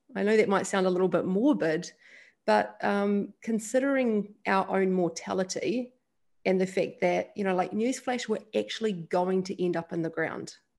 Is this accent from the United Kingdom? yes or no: no; New Zealand; also born or lived in Australia; now in Bali, Indonesia; I'm a Kiwi and I live in Bali. Yeah, New Zealander.